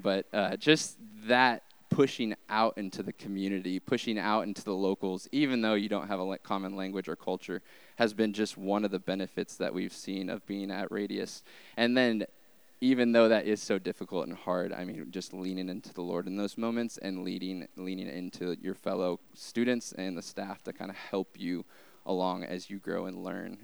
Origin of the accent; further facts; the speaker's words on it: Arkansas, United States; moved away; we are from Arkansas